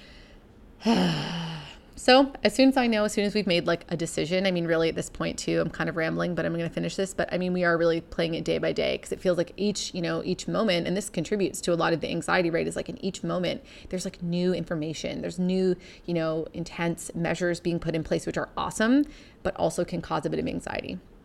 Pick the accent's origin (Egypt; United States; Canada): Canada; originally, we're from Canada, so we're a long way from home.